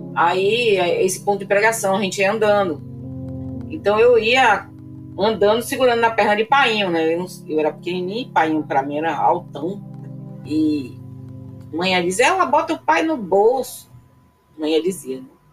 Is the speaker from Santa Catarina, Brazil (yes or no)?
no; Una, Bahia, Brazil; Quando três anos eu fui morar numa cidade chamada Una.